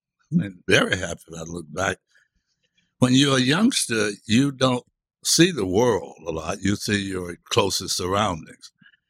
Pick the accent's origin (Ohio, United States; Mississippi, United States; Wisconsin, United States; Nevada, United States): Mississippi, United States; Hattiesburg; I was born in Hattiesburg, Mississippi in 1938. So I really grew up in the 40s and 50s